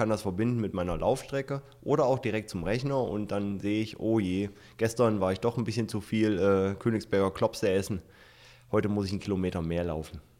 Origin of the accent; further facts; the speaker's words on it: Hesse, Germany; Nutze ich zum Beispiel mit einem Freund in meiner Heimat in äh, Nordhessen.